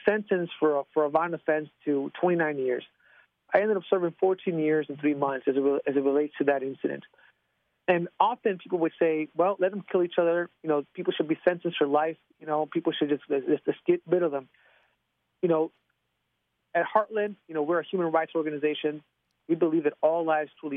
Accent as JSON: {"language": "English", "town": "Chicago", "region": "Illinois", "country": "United States", "tie": "born or raised there", "said": "in the 1980s and 1990s when I grew up in Chicago"}